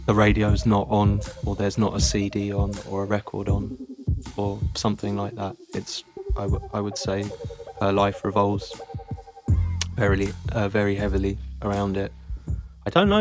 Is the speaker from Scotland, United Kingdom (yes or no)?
no; London, United Kingdom; moved away as an adult; now in Zurich, Switzerland; But yeah, I grew up in Arsenal. Very lucky to have grown up there. I would say it's a really nice part of town.